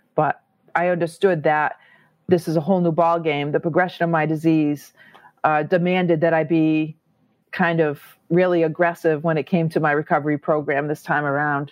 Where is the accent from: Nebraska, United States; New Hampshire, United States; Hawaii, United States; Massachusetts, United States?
Massachusetts, United States; I'm from Massachusetts